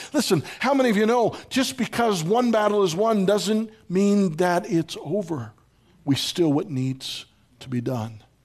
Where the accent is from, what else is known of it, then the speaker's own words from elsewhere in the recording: Pittsburgh, Pennsylvania, United States; When I was growing up in Pittsburgh